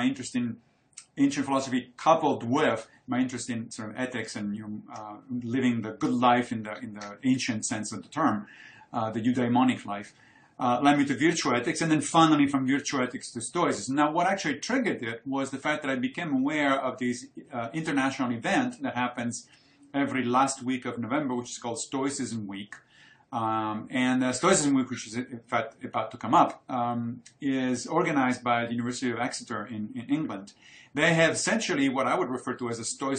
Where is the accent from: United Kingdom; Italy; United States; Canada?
Italy; moved away; I grew up in Italy and I studied Roman history